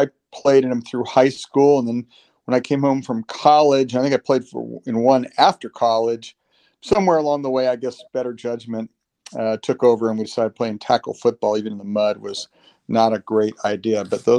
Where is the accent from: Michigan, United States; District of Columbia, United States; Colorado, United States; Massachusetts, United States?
District of Columbia, United States; Washington; born there; So I was born in Washington, D.C.